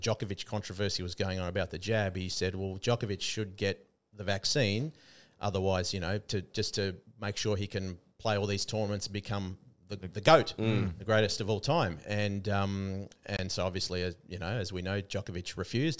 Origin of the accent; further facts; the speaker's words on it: Australia; I love being an Aussie